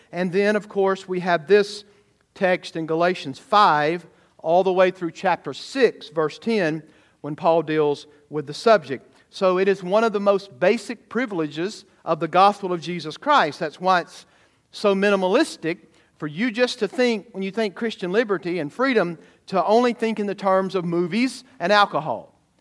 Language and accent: English; the South, United States; growing up in the South